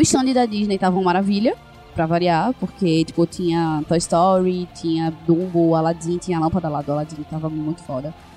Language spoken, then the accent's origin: Portuguese; Brazil; como bons brasileiros que somos